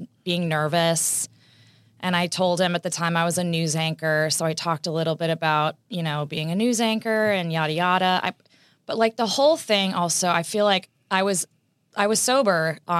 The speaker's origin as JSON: {"language": "English", "region": "Texas", "country": "United States", "said": "I'm from Texas"}